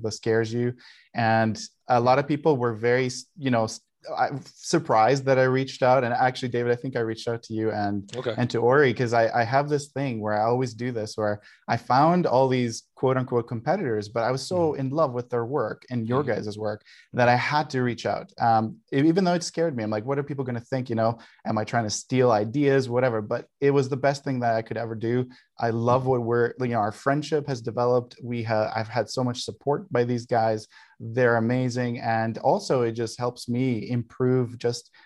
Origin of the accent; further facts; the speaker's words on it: Greece; now in Calgary, Canada; Another Canadian here, even though I grew up in Greece